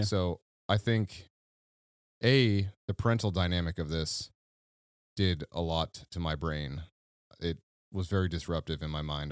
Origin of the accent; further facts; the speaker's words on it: Midwest, United States; the Midwest safety that you and I grew up